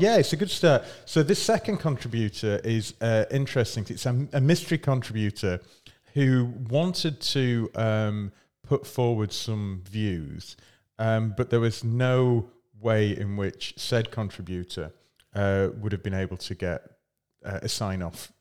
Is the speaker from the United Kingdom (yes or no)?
yes; Scotland, United Kingdom; I'm from Scotland.